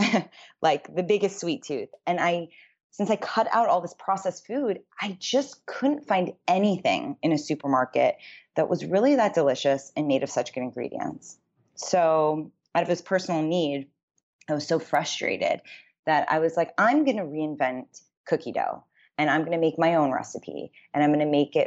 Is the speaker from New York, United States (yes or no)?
yes; New York City, New York, United States; moved away as an adult; also born or lived in Los Angeles, California; I grew up in New York City